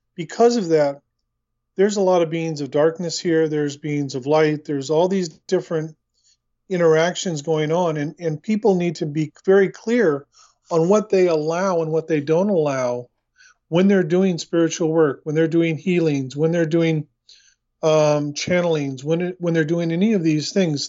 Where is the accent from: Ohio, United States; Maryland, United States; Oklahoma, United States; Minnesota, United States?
Oklahoma, United States; Oklahoma City; moved away as an adult; also born or lived in Torrance, California / Long Beach, California; now in New Zealand; I was born in Los Angeles, in, in Torrance, California, and I was raised just north of you in Oklahoma City